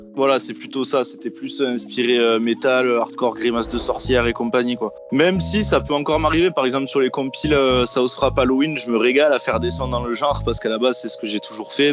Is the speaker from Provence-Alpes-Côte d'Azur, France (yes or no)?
yes; Marseille, Provence-Alpes-Côte d'Azur, France; now in Toulouse, France; je suis marseillais hein, à la base. Je suis de Marseille, mais je vis à Toulouse maintenant